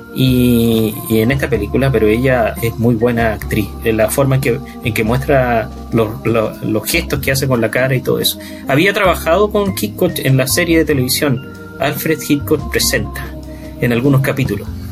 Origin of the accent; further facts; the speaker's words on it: Iquique, Tarapacá, Chile; moved away; cuando yo vivía en Iquique, cuando era chico en Iquique